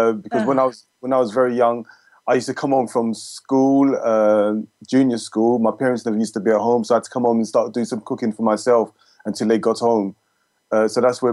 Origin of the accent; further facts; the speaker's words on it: United Kingdom; I'm British born, UK born, to Jamaican parents